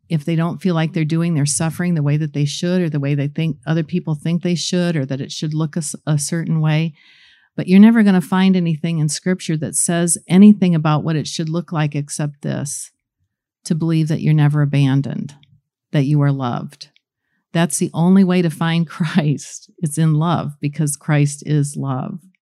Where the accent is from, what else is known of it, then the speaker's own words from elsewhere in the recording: Goshen, Indiana, United States; also born or lived in New Paris; I grew up in Goshen and, um, New Paris, not very far away, and very little small community.